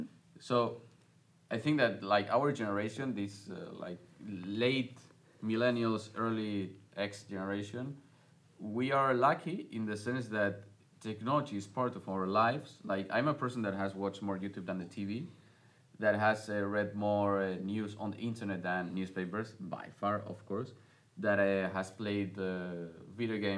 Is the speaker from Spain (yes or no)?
yes; Spain; I was born in 1997 in Spain